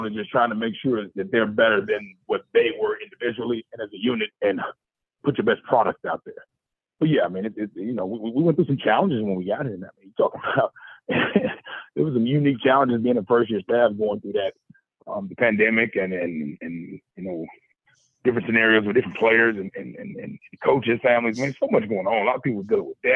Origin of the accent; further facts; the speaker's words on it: Chicago, Illinois, United States; moved away; I'm from Chicago, so I love coming down to the South and kind of being proud that I'm from Chicago